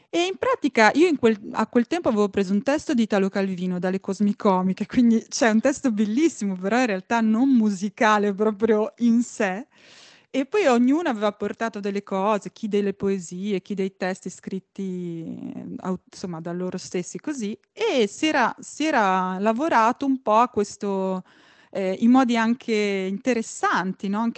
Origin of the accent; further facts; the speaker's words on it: Italy; che è anche stato il mio ritorno in Italia, quindi un trasloco un, indietro in qualche modo nella mia terra di origine